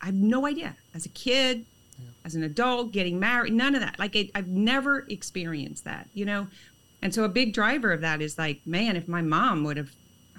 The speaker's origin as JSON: {"language": "English", "area": "an hour from Lake Charles", "region": "Louisiana", "country": "United States", "said": "I'm an hour from Lake Charles."}